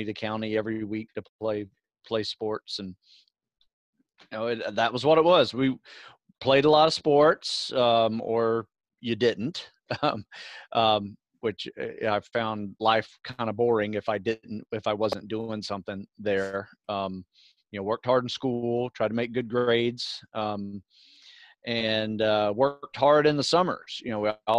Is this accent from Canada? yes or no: no; Live Oak, Florida, United States; moved away; Live Oak. Yeah, that is my hometown. In North Florida.